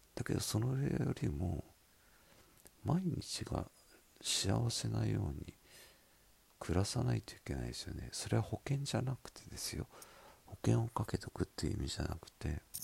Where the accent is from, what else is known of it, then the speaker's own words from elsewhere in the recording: Miyazaki, Japan; accent: Miyazaki dialect; 私の宮崎弁